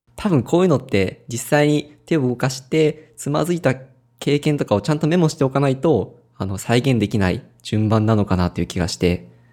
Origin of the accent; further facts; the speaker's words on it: Ehime, Japan; 地元が愛媛なんですけど